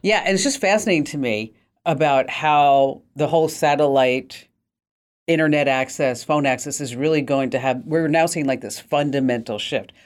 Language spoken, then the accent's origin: English; New Jersey, United States; I'm from New Jersey